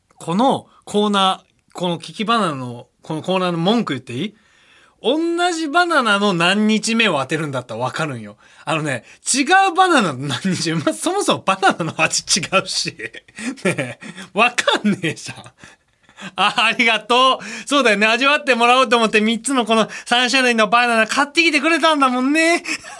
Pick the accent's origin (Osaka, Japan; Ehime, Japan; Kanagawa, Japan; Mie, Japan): Osaka, Japan; 僕大阪出身なんですけど